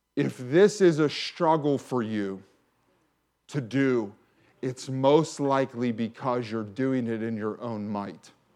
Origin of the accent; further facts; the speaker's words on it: McKeesport, Pennsylvania, United States; I grew up in McKeesport